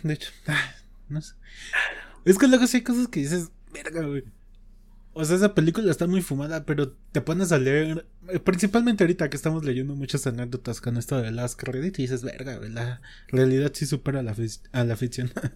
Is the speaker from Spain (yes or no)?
no; Mexico